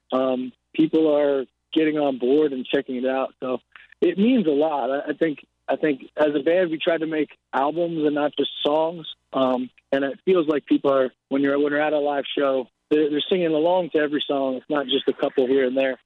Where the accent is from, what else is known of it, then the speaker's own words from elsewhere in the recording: outside New York City, New Jersey, United States; I grew up outside of New York City in New Jersey